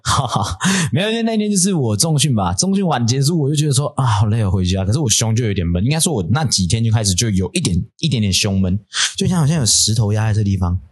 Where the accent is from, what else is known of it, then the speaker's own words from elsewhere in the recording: Puli, Nantou County, Taiwan; 我是南投人欸，我就住埔里